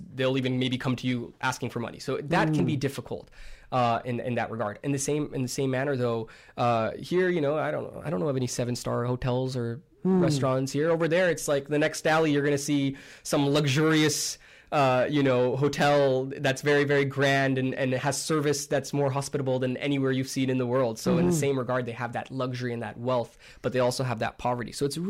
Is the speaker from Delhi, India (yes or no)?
yes; Delhi, India; born there; I was born in Delhi.